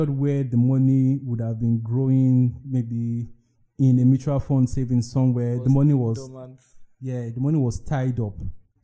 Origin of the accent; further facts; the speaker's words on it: Lagos, Nigeria; young Nigerian men growing up in Lagos